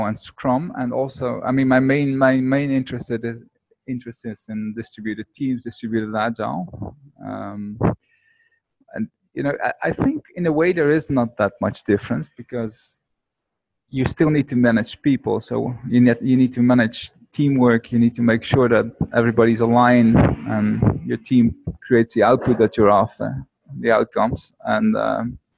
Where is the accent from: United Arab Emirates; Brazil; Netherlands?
Netherlands; moved away as an adult; now in Bali, Indonesia; I'm not from America, but from Holland, and I live on Bali at the moment